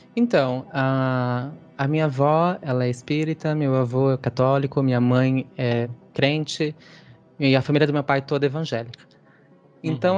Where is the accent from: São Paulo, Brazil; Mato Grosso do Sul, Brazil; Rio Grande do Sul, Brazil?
São Paulo, Brazil; Sumaré; Eu sou do interior, do Rizão Puxado, interior de São Paulo, de uma cidadezinha chamada Sumaré